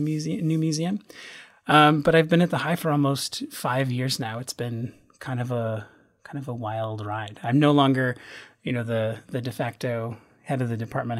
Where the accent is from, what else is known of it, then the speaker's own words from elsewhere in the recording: Western Massachusetts, United States; moved away as an adult; also born or lived in Chicago; I grew up in Western Massachusetts in a little town in the Connecticut River Valley.